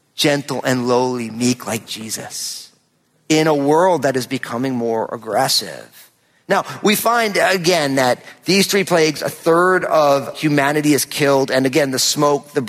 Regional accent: New Jersey, United States; moved away; we lived in my home state of New Jersey

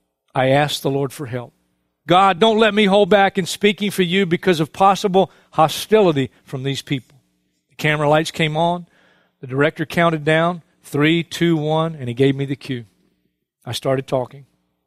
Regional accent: Brooklyn, New York, United States; I was born and raised in Brooklyn

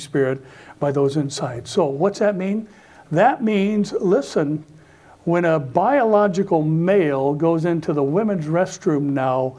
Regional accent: United States; American Christians

